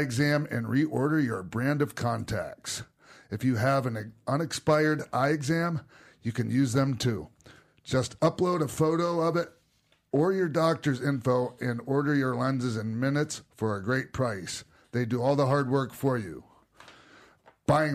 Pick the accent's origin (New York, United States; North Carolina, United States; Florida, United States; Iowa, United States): Florida, United States; Tampa; I grew up down in Tampa